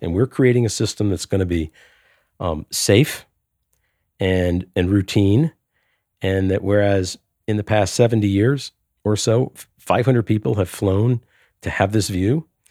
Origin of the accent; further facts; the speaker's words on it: New Orleans, Louisiana, United States; my hometown in New Orleans, the tides go up and down every day